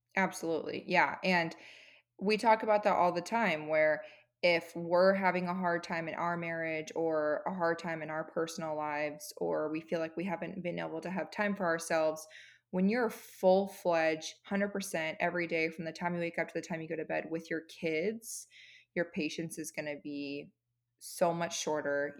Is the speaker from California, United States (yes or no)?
yes; California, United States; moved away as an adult; also born or lived in San Diego, California; now in Arizona, United States; my husband and I are both originally from California